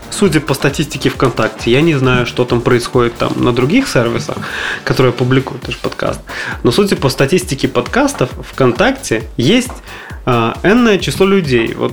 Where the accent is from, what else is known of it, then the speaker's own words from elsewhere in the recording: Kamchatka Krai, Russia; Я тоже с Камчатки.